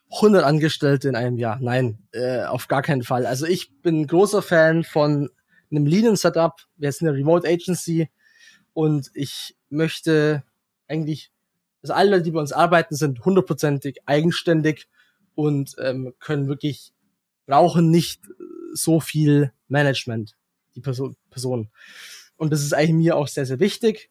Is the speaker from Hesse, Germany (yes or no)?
no; near Heidenheim, Baden-Württemberg, Germany; moved away as an adult; now in United Arab Emirates; es ist ein Kaff in der, in der Nähe, wo ich herkomme.